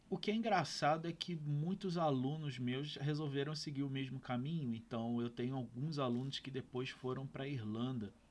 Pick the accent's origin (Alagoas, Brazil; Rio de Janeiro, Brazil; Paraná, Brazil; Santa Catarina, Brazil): Rio de Janeiro, Brazil; eu tinha meus 23, 24 anos, morava na casa dos meus pais, eu sou do Rio de Janeiro